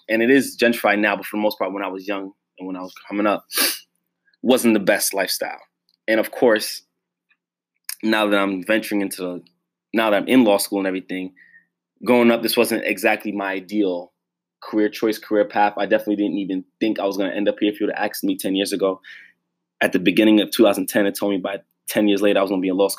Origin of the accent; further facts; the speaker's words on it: New York City, New York, United States; I come from Brooklyn, New York, from a Jamaican background, Jamaican household. Growing up in Brooklyn is definitely an experience. That's what I'm going to say. And I grew up in Bed-Stuy, too